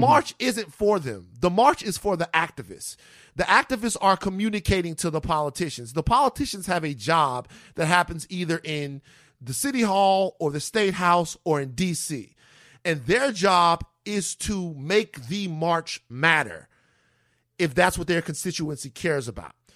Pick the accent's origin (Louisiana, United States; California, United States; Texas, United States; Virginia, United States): Louisiana, United States; Baton Rouge; growing up in Baton Rouge